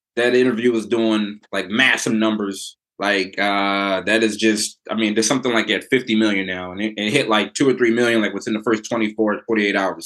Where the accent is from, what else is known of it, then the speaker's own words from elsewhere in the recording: Philadelphia, Pennsylvania, United States; I'm born and raised in Philly